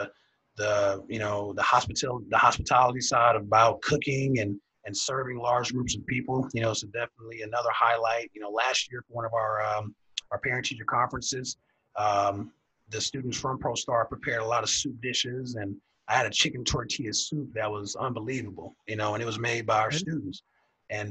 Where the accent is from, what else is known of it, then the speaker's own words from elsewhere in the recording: Texas, United States; Being a Texan